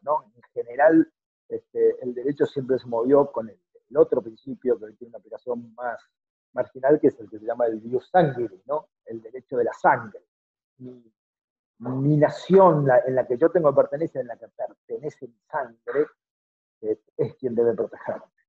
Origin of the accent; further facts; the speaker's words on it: Argentina; todos somos iguales en algún punto, como todos argentinos